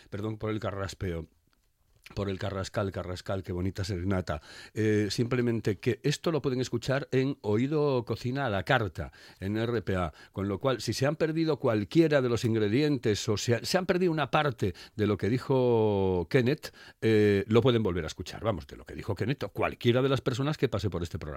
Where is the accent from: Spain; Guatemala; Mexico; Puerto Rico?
Spain; soy español